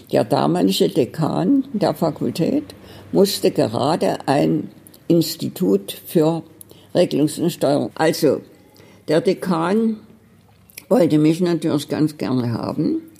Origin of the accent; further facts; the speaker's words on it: Berlin, Germany; Ich komme aus Berlin.